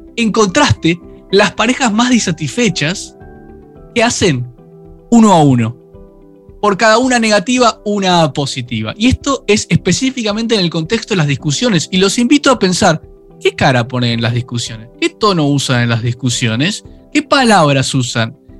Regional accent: Argentina

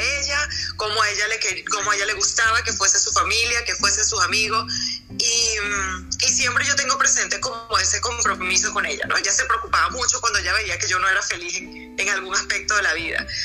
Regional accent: La Victoria, Aragua, Venezuela; moved away as an adult; now in Bogotá, Colombia; Yo soy de La Chapa.

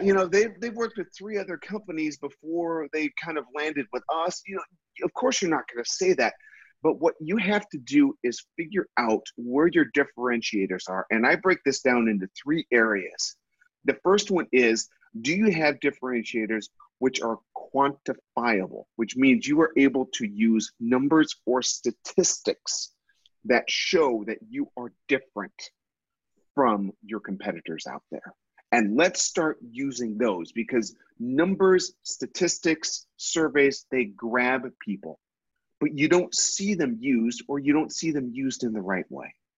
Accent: Minnesota, United States; I grew up in Minnesota

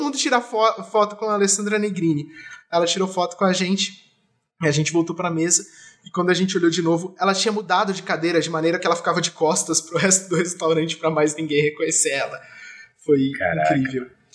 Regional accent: Jacareí, São Paulo, Brazil; now in São Paulo, Brazil; quando eu era pequeno eu morava em Jacareí, minha avó ainda mora lá

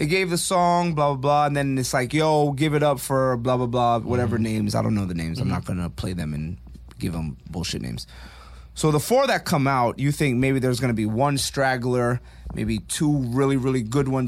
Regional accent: Orlando, Florida, United States; we're from Orlando

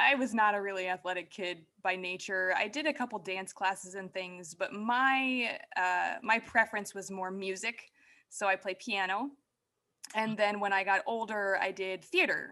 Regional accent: Indiana and Illinois, Midwest, United States; also born or lived in Wisconsin; now in East Coast, United States; I'm a Midwestern girl at heart. I now live on the East Coast, but I was born in Wisconsin and I grew up in Indiana and Illinois.

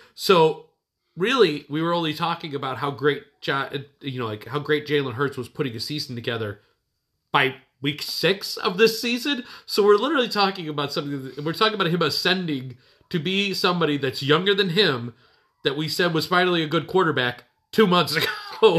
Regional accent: Chicago, Illinois, United States; we're from Chicago

